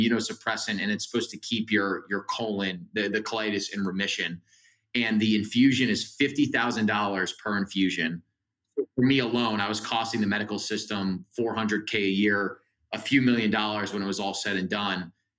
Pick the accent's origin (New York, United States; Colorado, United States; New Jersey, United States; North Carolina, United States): New Jersey, United States; And I'm from New Jersey. So that summer I was living at home in New Jersey